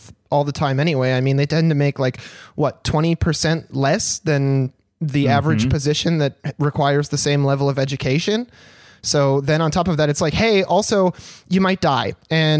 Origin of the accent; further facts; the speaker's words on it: Michigan, United States; where I grew up in Michigan, in some of the smaller towns around the area